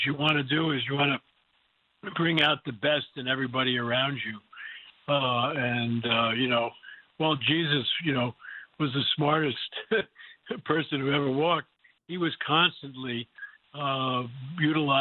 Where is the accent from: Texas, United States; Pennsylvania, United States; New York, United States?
New York, United States; New Rochelle; I grew up in New Rochelle, New York, right outside of New York City.